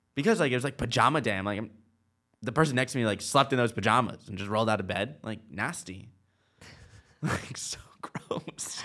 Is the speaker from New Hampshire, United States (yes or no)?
yes; Nashua, New Hampshire, United States; moved away; also born or lived in Charlotte; I was born in Nashua, New Hampshire.